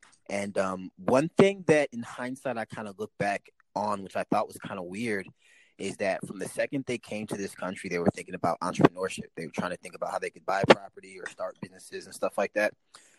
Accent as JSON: {"language": "English", "town": "St. Louis", "region": "Missouri", "country": "United States", "tie": "born there", "said": "You know, I was born in St. Louis, Missouri."}